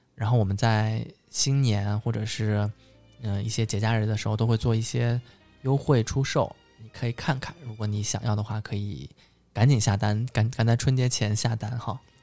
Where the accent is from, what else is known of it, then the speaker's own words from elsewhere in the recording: Suzhou, Jiangsu, China; 我们苏州人其实是跟上海人差不多啊，我们做菜喜欢放很多糖，很甜的